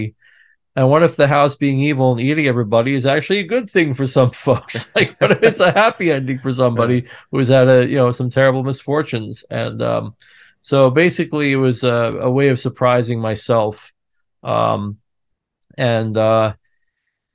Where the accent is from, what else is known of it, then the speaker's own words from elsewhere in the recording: upstate New York, United States; moved away; a kid in an apple orchard countryside Vista in upstate New York